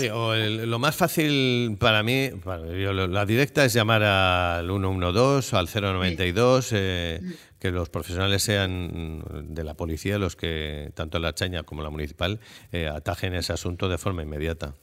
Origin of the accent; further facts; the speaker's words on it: San Sebastián, Basque Country, Spain; yo soy muy donostiarra